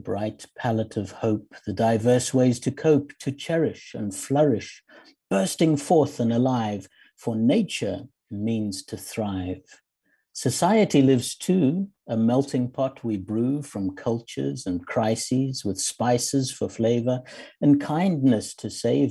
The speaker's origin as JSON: {"language": "English", "country": "South Africa", "tie": "born or raised there", "also_born_or_lived": "Zimbabwe", "moved": "yes", "said": "I grew up and lived many years in South Africa."}